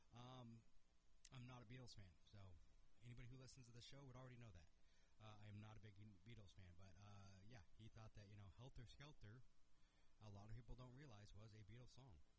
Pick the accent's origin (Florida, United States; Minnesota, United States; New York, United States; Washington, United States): Washington, United States; my home state, Wenatchee, Washington